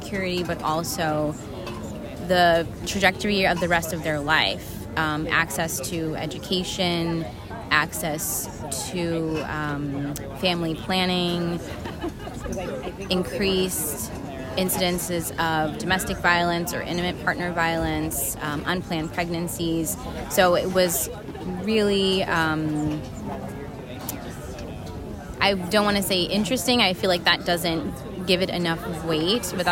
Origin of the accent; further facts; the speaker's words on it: New Jersey, United States; also born or lived in Atlanta, Georgia; Born and raised on the East Coast in New Jersey